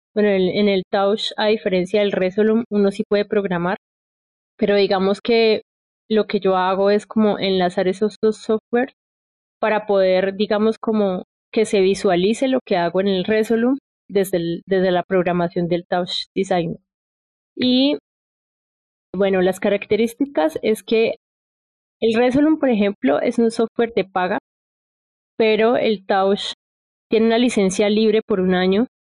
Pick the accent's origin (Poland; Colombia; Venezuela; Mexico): Colombia; Popayán, Cauca; soy de Popayán